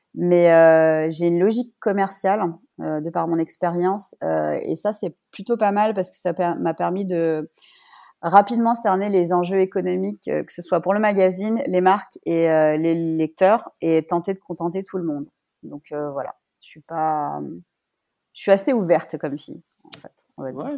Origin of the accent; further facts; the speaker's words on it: Paris, Île-de-France, France; moved away as an adult; also born or lived in Biel, Switzerland; now in Geneva, Switzerland; Je suis parisienne et je vis en Suisse depuis 16 ans, dont 13 euh, à Genève.